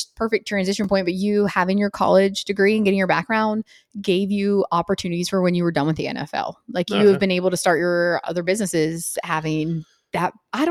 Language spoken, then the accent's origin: English; Washington, Pennsylvania, United States; moved away as an adult; now in Wilmington, United States; I grew up in Washington, Pennsylvania. Then I went to Elon. Now I've just been kicking it in Wilmington for 15 years at the same job.